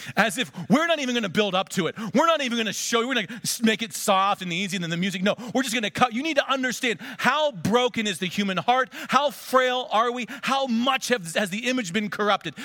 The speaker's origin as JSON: {"language": "English", "country": "United States", "said": "we Americans"}